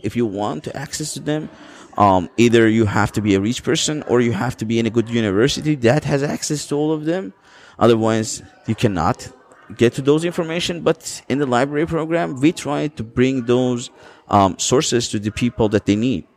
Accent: Azeri part of Iran, Iranian Azerbaijan, Iran; I'm coming from the Azeri part

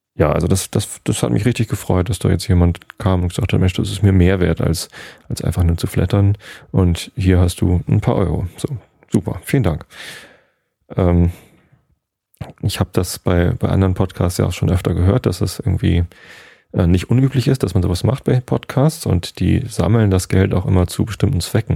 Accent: Germany; bei uns in Deutschland

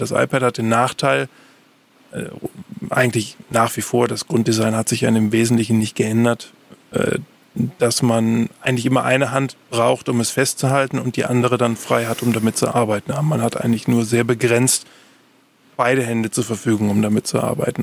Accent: Germany

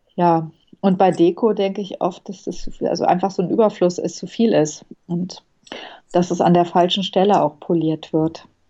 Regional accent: Bonn, North Rhine-Westphalia, Germany; moved away as an adult; also born or lived in Southern Germany / abroad; now in Berlin, Germany; Ich bin in Süddeutschland geboren und dann im Ausland und in Bonn aufgewachsen. In Bonn habe ich Abitur gemacht

